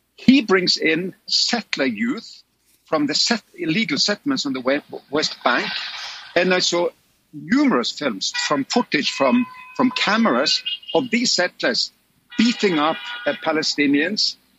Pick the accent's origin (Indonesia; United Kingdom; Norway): Norway; Oslo; my hometown of Oslo in Norway